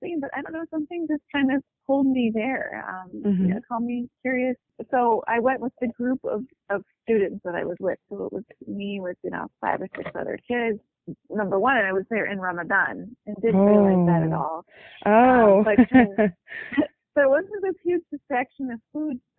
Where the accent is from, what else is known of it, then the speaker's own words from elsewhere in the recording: near Cleveland, Ohio, United States; I was born and raised in Ohio, close to Cleveland